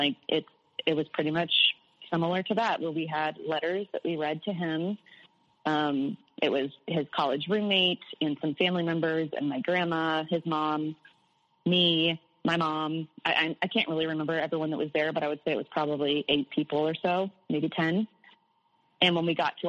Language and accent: English; Midwest, United States; I was born in the Midwest in the U.S. and surrounded by corn